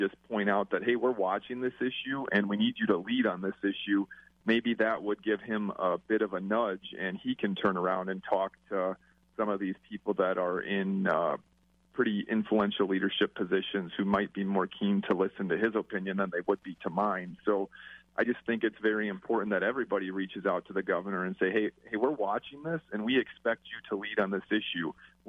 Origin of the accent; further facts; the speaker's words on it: Grant County, southwest Wisconsin, United States; Well, I'm from Grant County, southwest Wisconsin. My district is 10 minutes Iowa, 10 minutes from Illinois.